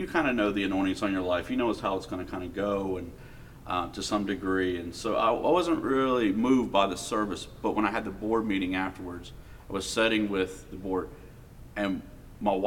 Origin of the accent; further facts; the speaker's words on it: Highlands County, Florida, United States; also born or lived in southern West Virginia; now in Charleston, United States; I grew up in Florida. I'm from southern West Virginia, but I was growing up in Florida, and it was in Highlands County, Florida.